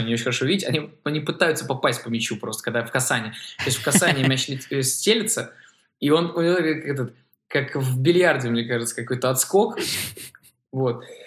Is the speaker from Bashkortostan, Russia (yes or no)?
no; Saint Petersburg, Russia; я из Петербурга